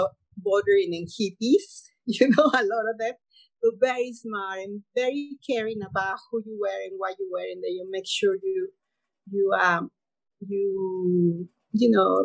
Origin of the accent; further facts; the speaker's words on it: Mexico City, Mexico; moved away as an adult; now in Grenada; growing up in Mexico